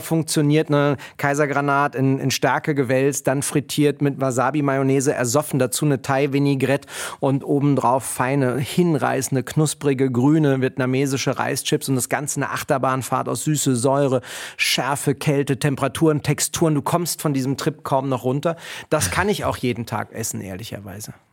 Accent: Berlin, Germany; Ich bin ja in Kreuzberg groß geworden

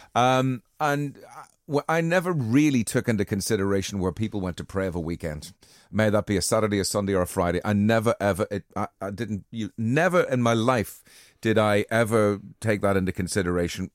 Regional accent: Armagh, Northern Ireland, United Kingdom; moved away; also born or lived in Liverpool; I was born in Armagh

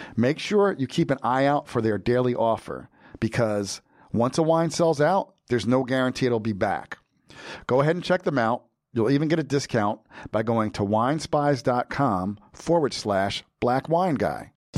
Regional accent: New Jersey, United States; a Jersey boy like myself

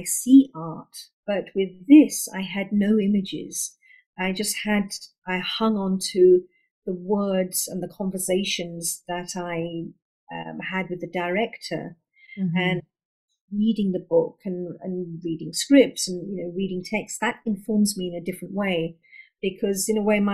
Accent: London, United Kingdom; So I was born and brought up in London, and I'm second generation British Indian

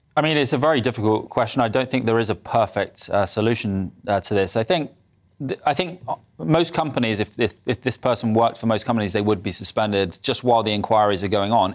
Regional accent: Bristol, South West England, United Kingdom; I'm from Bristol

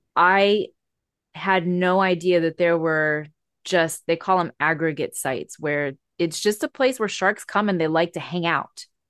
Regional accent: Hawaii, United States; I live in Hawaii where we are Native Hawaiian.

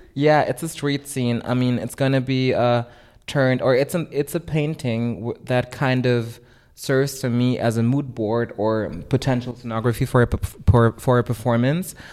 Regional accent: Germany; also born or lived in Philippines; growing up in Germany in a pretty suburban context

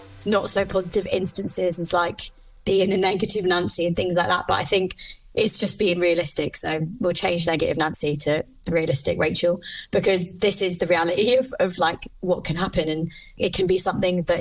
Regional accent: London, United Kingdom; now in Liverpool, United Kingdom; I live in Liverpool. I'm originally from London

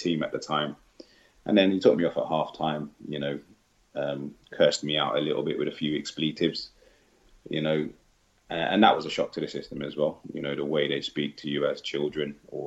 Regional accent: London, United Kingdom; I'm from Northwest London

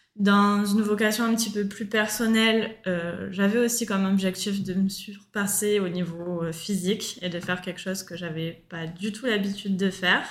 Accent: Marseille, Provence-Alpes-Côte d'Azur, France; moved away as an adult; now in Australia; je suis originaire de Marseille

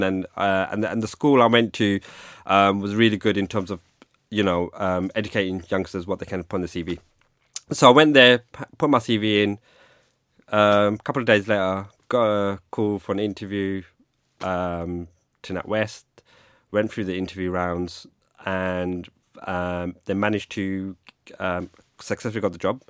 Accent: London, United Kingdom; also born or lived in Greenwich, London; I grew up in London. I'm a Londoner. Um, grew up in the eighties in Hackney

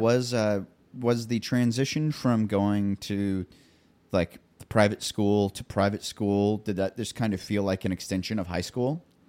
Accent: Columbia, United States; now in Nashville, United States; up in Columbia where I'm from

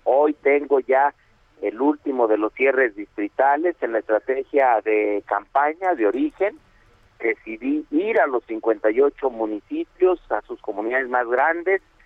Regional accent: Fresnillo, Zacatecas, Mexico; voto históricamente en el municipio de Fresnillo, de donde soy oriundo. Yo soy de Plateros

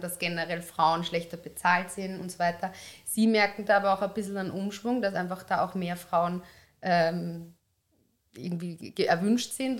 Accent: Upper Austria, Austria; now in Vienna, Austria; Ich bin aus Oberösterreich

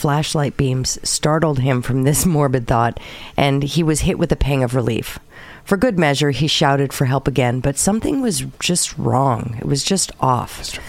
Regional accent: California, United States; it happened right in my home state in California.

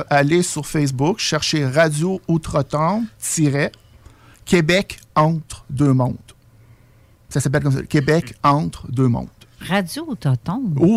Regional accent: France; un, je suis française

